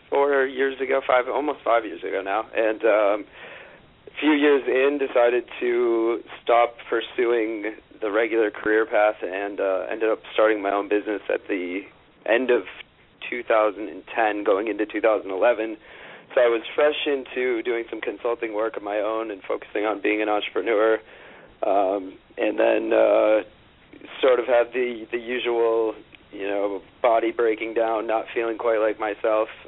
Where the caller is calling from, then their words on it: New York, United States; Uh, right in Manhattan, in the heart of uh, good old Midtown East.